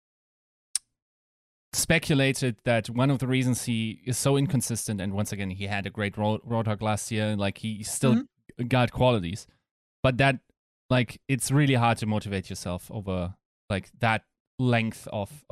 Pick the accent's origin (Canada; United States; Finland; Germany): Germany; accent: German; English is a second language; my German accent